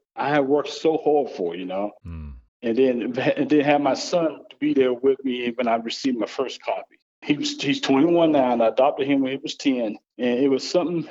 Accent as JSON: {"language": "English", "region": "the South", "country": "United States", "tie": "born or raised there", "moved": "as an adult", "said": "my life growing up in the South"}